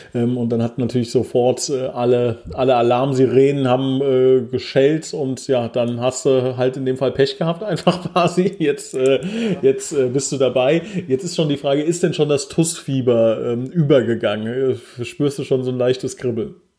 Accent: Oberbrechen, Hesse, Germany; ich komme aus Oberbrechen

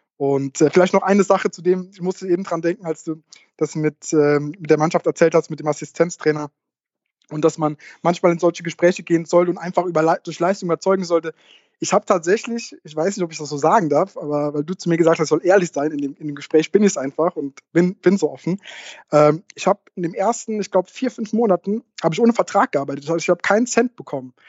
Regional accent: Saarland, Germany; moved away as an adult; now in Koblenz, Germany; Ich komme aus dem Saarland, ähm, bin äh, zwecks Uni äh, nach, nach Koblenz gekommen

